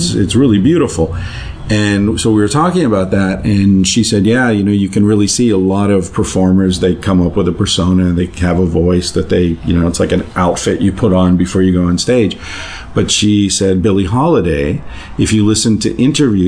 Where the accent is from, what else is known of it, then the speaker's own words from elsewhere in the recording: United States; I'm an American